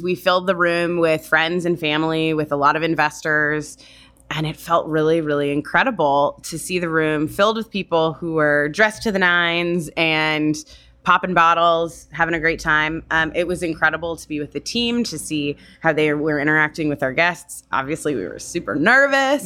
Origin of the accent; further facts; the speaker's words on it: Florida, United States; also born or lived in California / New York; now in San Francisco, United States; I grew up in Florida.